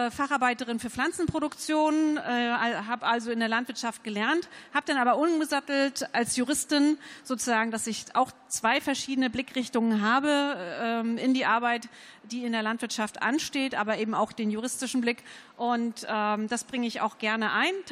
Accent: Mecklenburg-Vorpommern, Germany; Ähm, ich komme aus Mecklenburg-Vorpommern. Äh, ein Demograf hat mir mal gesagt, dem ländlichsten aller Räume

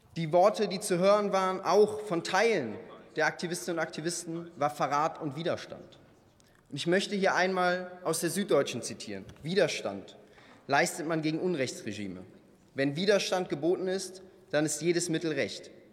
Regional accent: North Rhine-Westphalia, Germany; Ich bin in der Voreifel aufgewachsen

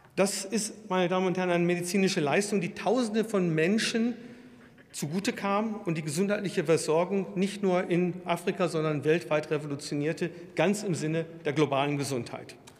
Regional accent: Würzburg, Bavaria, Germany; in meiner Heimatstadt Würzburg

